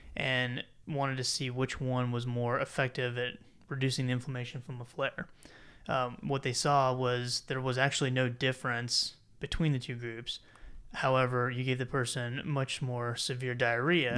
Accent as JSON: {"language": "English", "region": "South Carolina", "country": "United States", "said": "I'm from South Carolina"}